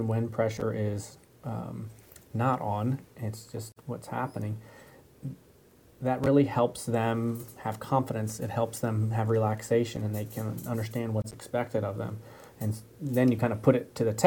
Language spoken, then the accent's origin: English; Michigan, United States; I grew up in Michigan